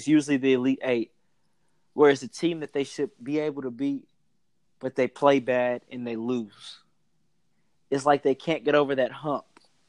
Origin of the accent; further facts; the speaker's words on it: Waco, Texas, United States; I grew up in Waco.